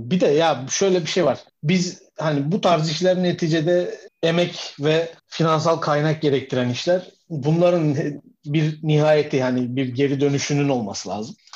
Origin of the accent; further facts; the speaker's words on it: Turkey; biz Türkler olarak ana ata sevgisinden yoksun insanlarız demek ki